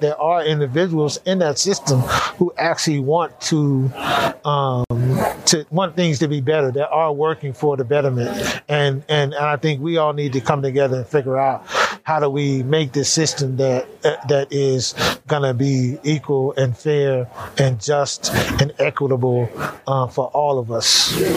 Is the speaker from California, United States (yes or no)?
yes; California, United States; I grew up in California, gang banging in that whole world